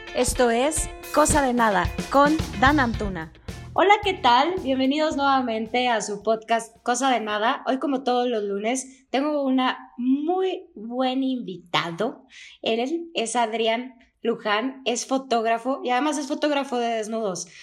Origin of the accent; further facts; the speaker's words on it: Durango, Mexico; moved away; es de donde soy oriunda